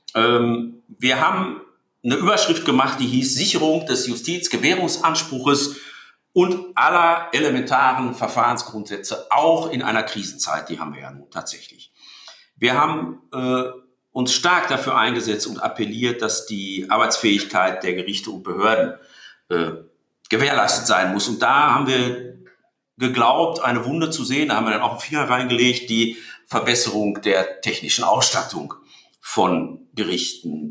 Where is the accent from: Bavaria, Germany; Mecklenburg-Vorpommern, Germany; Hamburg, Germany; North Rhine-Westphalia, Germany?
North Rhine-Westphalia, Germany; Dortmund; ich bin in Dortmund geboren. ich bin Dortmunder. Ich bin typischer Ruhrgebietsmensch. Ich bin Westfale.